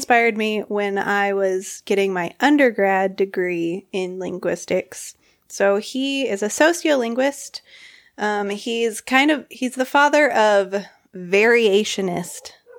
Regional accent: Arkansas, United States; I grew up in Arkansas, but my family is from Illinois. And I, like, had always wanted to distance myself from Arkansas.

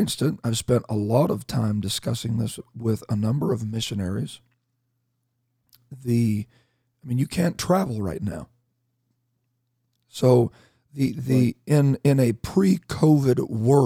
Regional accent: Canada; I'm Canadian

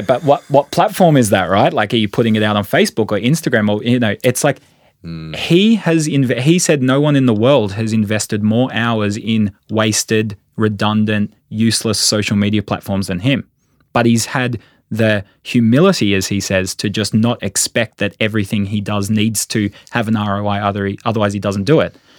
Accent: Sydney, New South Wales, Australia; moved away as an adult; now in Queensland, Australia; I'm a Sydneysider

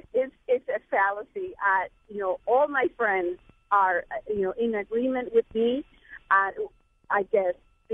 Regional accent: Puerto Rico; now in Chicago, United States; This is … from Chicago. I am originally from Puerto Rico, so I am a Latina.

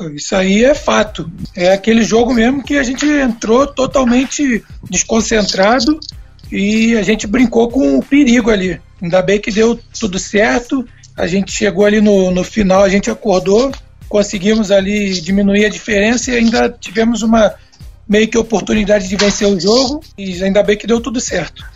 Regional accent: Rio de Janeiro, Brazil; also born or lived in São Paulo; eu sou carioca, fiquei em São Paulo

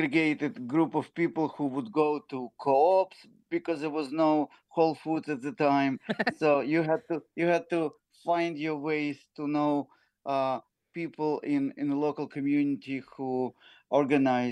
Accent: Ukraine; now in New York, United States; I came from Ukraine. We are Jewish. We lived in Ukraine almost now, at least 32 years ago.

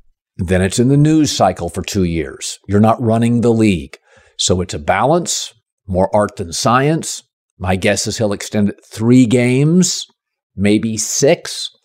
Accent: Seattle, Washington, United States; So Bill Russell, I grew up in Seattle.

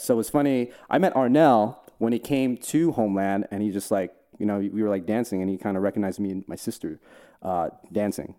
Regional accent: New Jersey, United States; now in Los Angeles, United States; Jersey. I grew up in Jersey.

